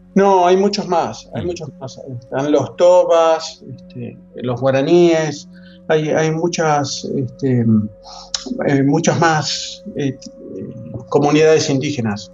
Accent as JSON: {"language": "Spanish", "town": "La Plata", "region": "Buenos Aires Province", "country": "Argentina", "accent": "Argentine", "moved": "as an adult", "lives_now": "Madrid, Spain", "said": "soy argentino, soy de La Plata, cerca de, una, es una ciudad cerca de Buenos Aires"}